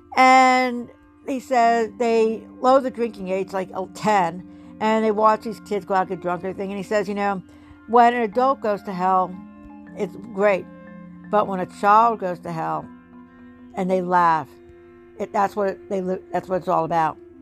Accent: New Jersey, United States; I grew up in New Jersey

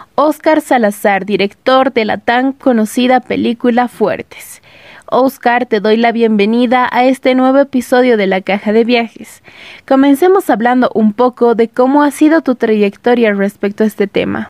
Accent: Bolivia; como bolivianos nos sentimos orgullosos de tener producciones así, tan grandes dentro de nuestro país

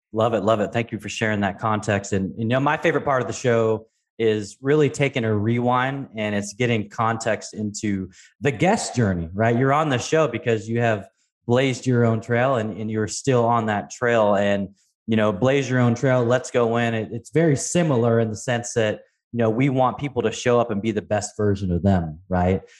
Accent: Pacific Northwest, United States; I grew up in the Pacific Northwest

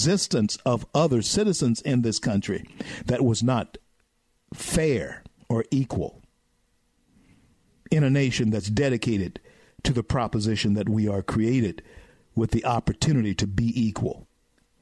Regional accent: the South, United States; I'm a Southerner, okay, and I educate my people in the South

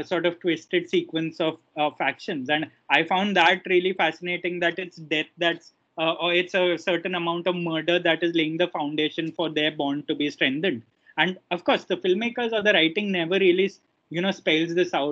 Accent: India; as an Indian

